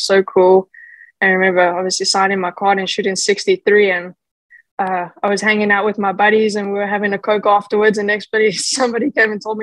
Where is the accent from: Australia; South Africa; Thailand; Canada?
South Africa; Johannesburg, Gauteng; I grew up in Johannesburg